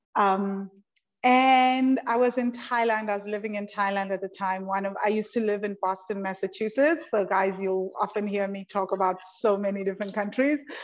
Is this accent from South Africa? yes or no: yes; South Africa; I'm South African